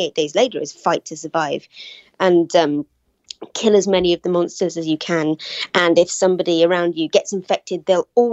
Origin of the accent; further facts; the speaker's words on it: United Kingdom; I'm from Britain, as you can probably tell